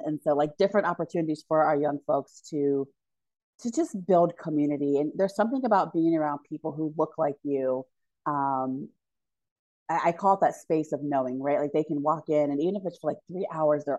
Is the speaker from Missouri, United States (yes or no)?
no; Hilliard, Ohio, United States; also born or lived in Michigan; I grew up in Hilliard, Ohio.